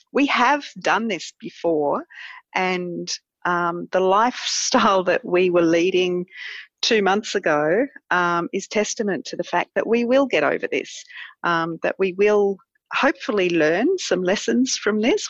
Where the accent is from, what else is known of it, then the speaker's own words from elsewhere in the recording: Manly, New South Wales, Australia; moved away as an adult; also born or lived in London; now in Adelaide Hills, Australia; I grew up in Manly and um, spent my whole life there until moving to the Adelaide Hills